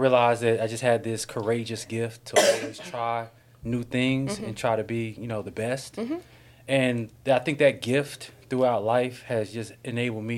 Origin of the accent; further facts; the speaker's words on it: Durham, North Carolina, United States; now in Atlanta, United States; I'm from Durham, North Carolina